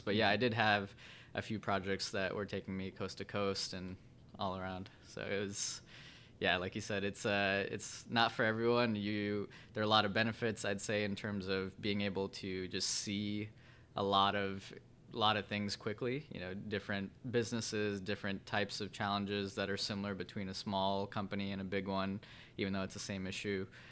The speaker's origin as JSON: {"language": "English", "town": "Vernon Hills", "region": "Illinois", "country": "United States", "tie": "born or raised there", "also_born_or_lived": "Evanston, Illinois / Chicago, Illinois", "said": "I grew up in Vernon Hills up north, about an hour north of Chicago here."}